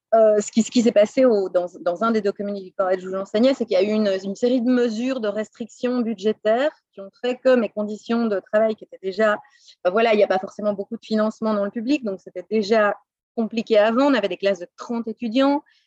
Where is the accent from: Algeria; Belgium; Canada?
Belgium; Brussels, Brussels-Capital Region; moved away as an adult; also born or lived in Boston, United States / Los Angeles, United States / Pasadena, United States; now in United States; Je suis née à Bruxelles, où j'ai passé les 25 premières années de ma vie, où j'ai étudié